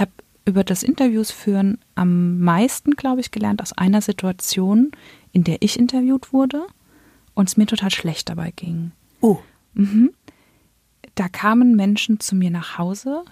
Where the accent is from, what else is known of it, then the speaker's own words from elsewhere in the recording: Germany; ich bin in Deutschland geboren und aufgewachsen